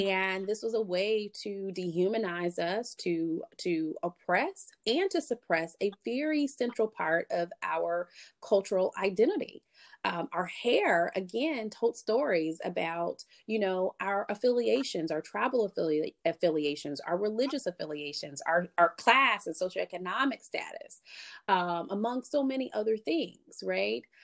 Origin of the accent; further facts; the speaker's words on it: Columbia, South Carolina, United States; I grew up in Columbia, South Carolina